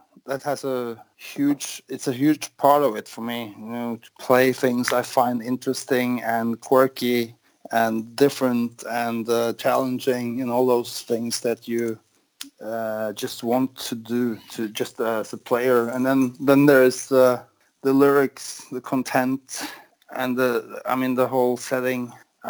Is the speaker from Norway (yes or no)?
yes; Norway; I'm from Norway